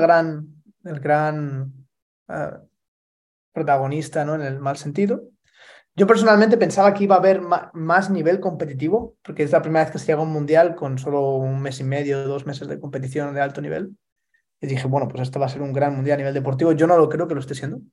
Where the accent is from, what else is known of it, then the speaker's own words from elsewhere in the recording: Spain; moved away; España, mi país natal